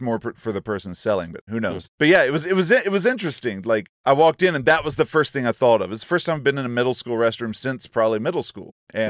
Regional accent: North Carolina, United States; I grew up in North Carolina.

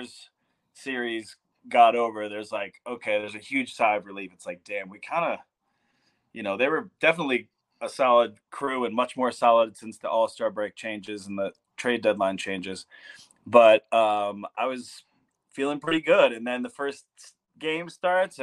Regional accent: Detroit, Michigan, United States; now in Colorado, United States; I grew up in Detroit

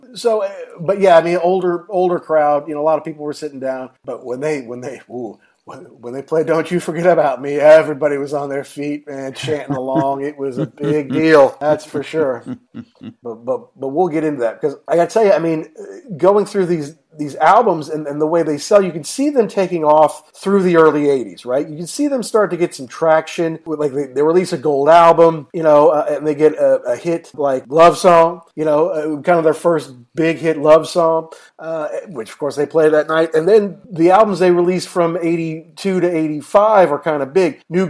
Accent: United States; here I'm American. I did hear all these songs growing up.

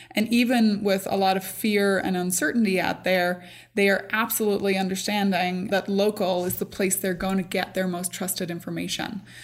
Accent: Northern Ireland, United Kingdom; moved away; I grew up in Northern Ireland. I grew up in a very small community, but I grew up during the Troubles

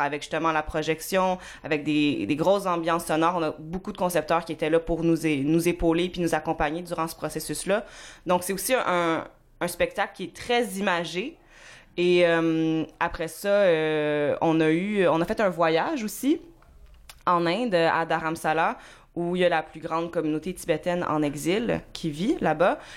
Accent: Montreal, Quebec, Canada; also born or lived in Bromont; je suis né à Ville-la-Salle

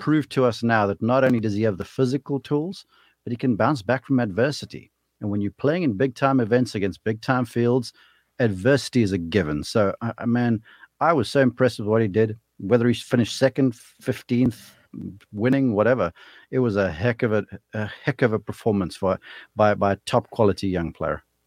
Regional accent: South Africa; moved away as an adult; now in United States; I'm a South African kid who got lucky to get over here to college.

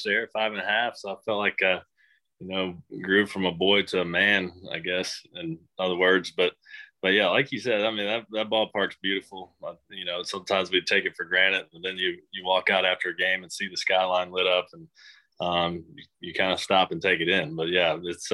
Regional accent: Athens, Georgia, United States; moved away as an adult; also born or lived in Starkville, Mississippi; I grew up just outside of Athens, Georgia

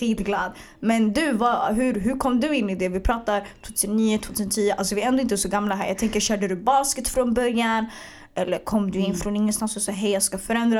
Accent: Stockholm, Stockholm County, Sweden; also born or lived in Bredäng; jag är född och uppvuxen i Hagsätra tills jag var, 11-12

